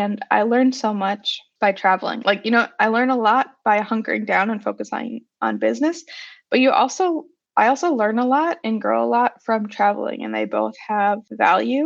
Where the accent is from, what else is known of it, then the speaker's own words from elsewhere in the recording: Wisconsin, United States; I'm from Wisconsin, we would go to Culver's or whatever we would do after school